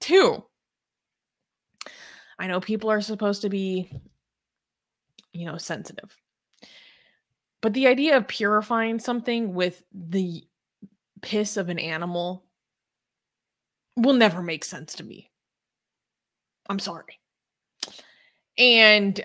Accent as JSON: {"language": "English", "country": "United States", "said": "I'm like white, I'm from America"}